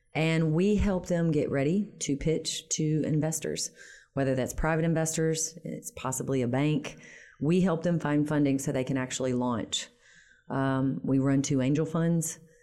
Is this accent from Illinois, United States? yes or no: no; Shreveport, Louisiana, United States; moved away as an adult; also born or lived in Baton Rouge / Washington, D.C. / New York City / Detroit; I'm born and raised in Shreveport.